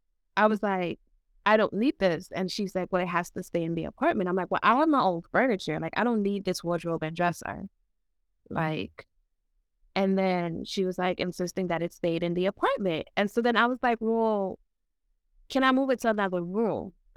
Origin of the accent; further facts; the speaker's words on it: New York City, New York, United States; That's the type of church I grew up in New York City. It is very Caribbean. It's very different from American church.